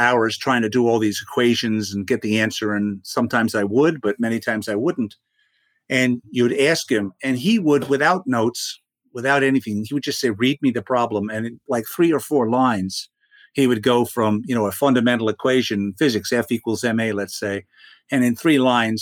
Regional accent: New York City, New York, United States; I grew up in Brooklyn

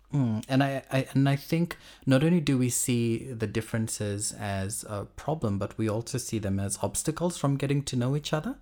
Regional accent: Fiji; moved away as an adult; also born or lived in Auckland, New Zealand / Tauranga, New Zealand / Brisbane, Australia; now in Sydney, Australia; I was born and I grew up in Fiji, um, until I was about, I think, eighteen, nineteen.

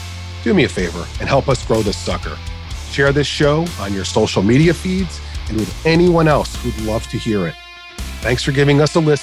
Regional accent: New Jersey, United States; You know I am from New Jersey.

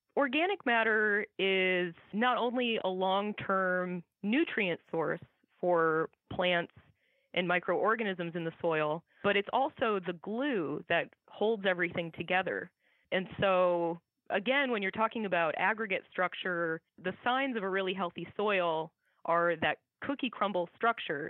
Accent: Iowa, United States; I grew up in Iowa

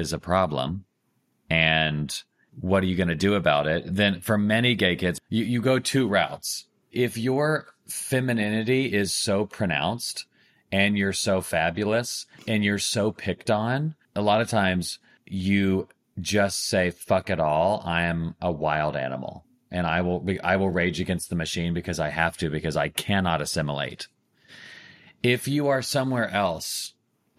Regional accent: United States; I'm from America

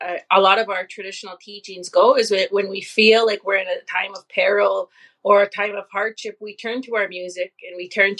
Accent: Saddle Lake Cree Nation, Alberta, Canada; I come to you from the Satellite Cree Nation up here in Treaty 6 territory of Alberta, Canada

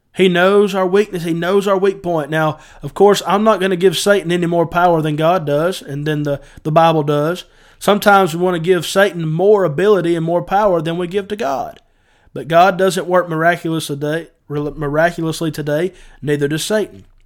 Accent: Northwest Georgia, United States; I'm from North, Northwest Georgia

